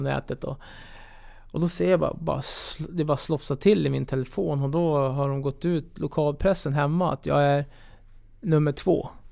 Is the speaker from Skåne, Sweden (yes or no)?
no; Örnsköldsvik, Västernorrland County, Sweden; jag kommer från Örnsköldsvik